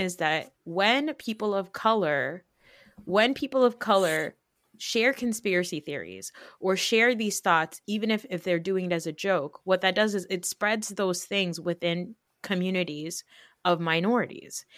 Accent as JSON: {"language": "English", "country": "United States", "tie": "born or raised there", "said": "we live in New York, New Jersey area, like, where we've been, like, we grew up around Jewish people"}